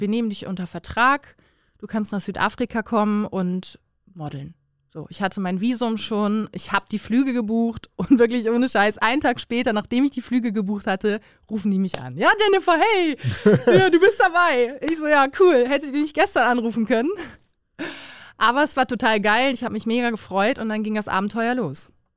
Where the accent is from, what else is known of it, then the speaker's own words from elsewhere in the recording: Bremen, Germany; now in Cologne, Germany; komme gebürtig aus Bremen, wohne jetzt aber in Köln